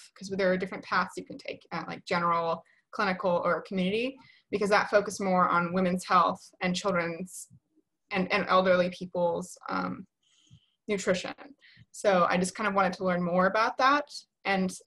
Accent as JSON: {"language": "English", "town": "Atlanta", "region": "Georgia", "country": "United States", "said": "I work in Atlanta. I'm from Atlanta."}